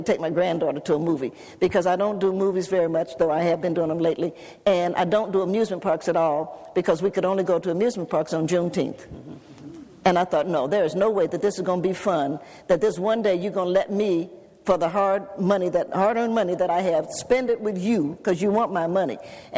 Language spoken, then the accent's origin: English; Knoxville, Tennessee, United States; I grew up in the age of segregation. And where I grew up in Knoxville, Tennessee, when I lived with my grandparents